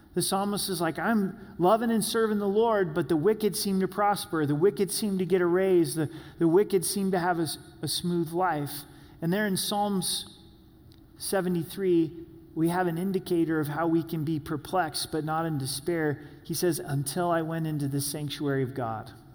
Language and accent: English; Southern Oregon, United States; When I was growing up in Southern Oregon